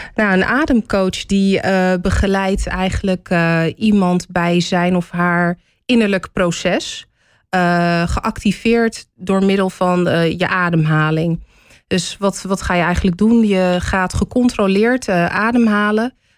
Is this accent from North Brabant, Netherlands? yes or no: no; Hoofddorp, North Holland, Netherlands; moved away as an adult; also born or lived in Amsterdam / The Hague; now in Amersfoort, Netherlands; Toen ik vier jaar oud was, verhuisde ik naar Hoofddorp. Daar heb ik tot mijn 24ste gewoond